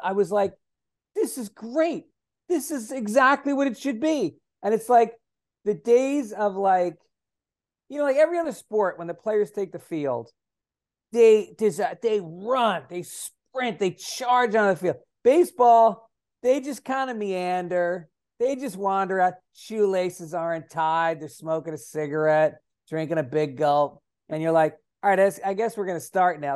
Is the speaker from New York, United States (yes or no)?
yes; Tarrytown, New York, United States; I grew up in Tarrytown